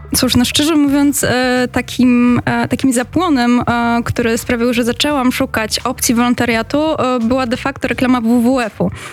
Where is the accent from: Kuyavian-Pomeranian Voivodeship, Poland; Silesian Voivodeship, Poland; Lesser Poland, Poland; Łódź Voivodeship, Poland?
Silesian Voivodeship, Poland; Katowice; ja akurat e, pochodzę z Katowic